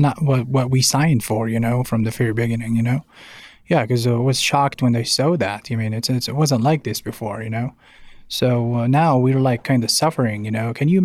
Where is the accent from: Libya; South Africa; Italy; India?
Libya; now in Denver, United States; I'm from Libya originally, and I'm a Uber driver.